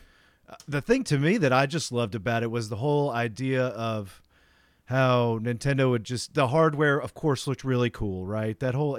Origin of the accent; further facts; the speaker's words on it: Tennessee, United States; See, that's like, so where I grew up in outside of Nashville, Tennessee, is where like all the people that ran that company were from.